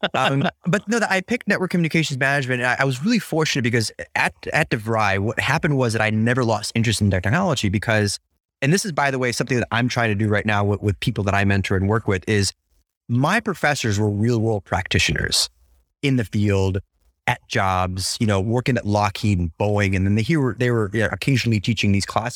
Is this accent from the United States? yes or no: yes; United States; I'm an American